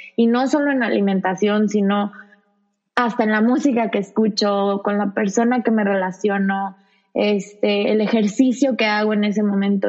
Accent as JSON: {"language": "Spanish", "town": "Zamora", "region": "Michoacán", "country": "Mexico", "also_born_or_lived": "Guadalajara", "said": "empecé en Zamora porque soy de Zamora"}